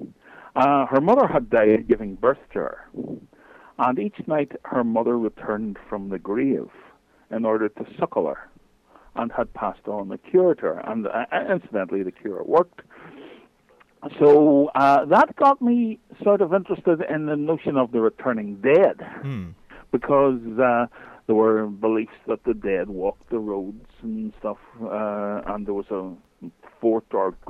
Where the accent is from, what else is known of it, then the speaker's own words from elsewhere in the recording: Northern Ireland, United Kingdom; I'm, as my accent will tell you, I'm from Northern Ireland. I am living about 7 miles from the celebrated Giant's Causeway in the north of Ireland